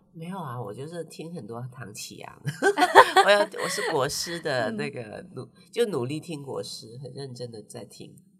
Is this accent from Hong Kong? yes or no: yes; Hong Kong; moved away as an adult; now in Taiwan; 对我们香港人来说